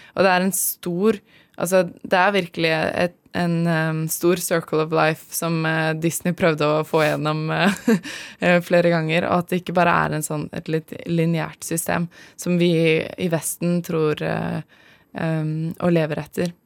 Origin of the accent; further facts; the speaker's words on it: Asker, Akershus, Norway; moved away as an adult; now in Namibia; jeg er fra Asker